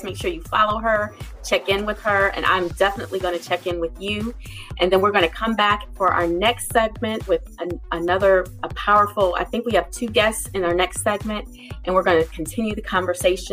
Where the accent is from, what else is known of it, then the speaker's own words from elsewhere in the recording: Ohio, United States; I am also from Ohio